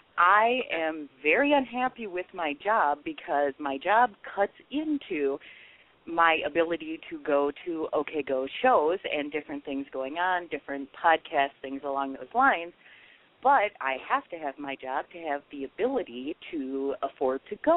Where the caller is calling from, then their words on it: Madison, Wisconsin, United States; I'm from Madison, Wisconsin.